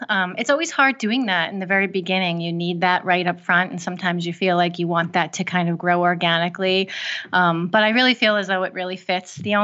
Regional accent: upstate New York, United States; now in New Jersey, United States; I'm not from New Jersey myself. I'm from upstate New York

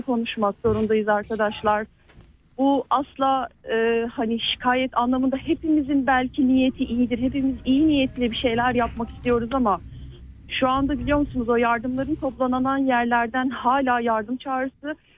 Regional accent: Turkey; moved away; Türkiye'min memleketimin, canım memleketimin

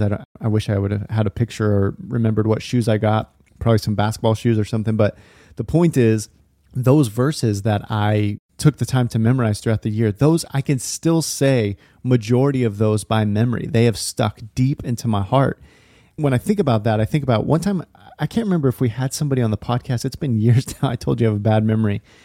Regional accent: Lodi, California, United States; now in Portland, United States; I grew up going to this small church in Northern California, little town called Lodi, kind of sandwiched in between Sacramento and Stockton

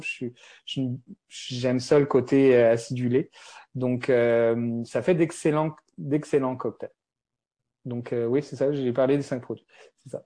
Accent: France; accent: French (France); moved away as an adult; now in Montreal, Canada; j'ai un accent français. Donc, moi, je suis, euh, je suis à Montréal depuis plus de treize ans.

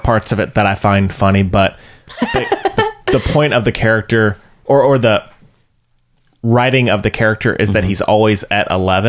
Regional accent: North Carolina, United States; accent: North Carolina; It's my North Carolina coming out.

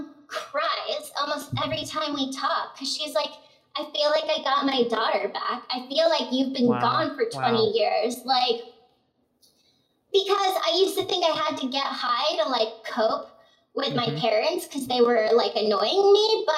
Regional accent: Arizona, United States; I grew up in Arizona

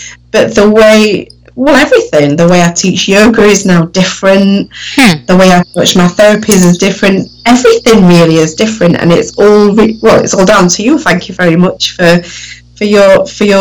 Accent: Sheffield, Yorkshire and the Humber, United Kingdom; accent: northern; I grew up in Sheffield, which is like a northern part of the UK. So my accent is very northern.

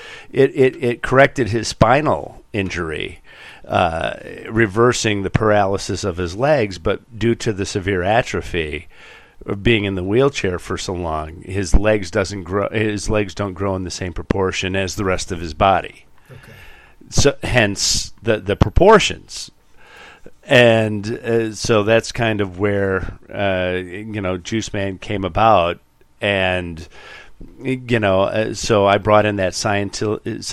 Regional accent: DeKalb, Illinois, United States; I grew up in the DeKalb, NIU area

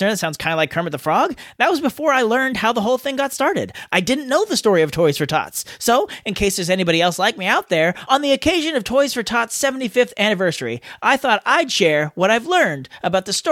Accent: Denmark; English is a second language; I'm from Denmark, and here, this is one of the most played songs on the radio around Christmas.

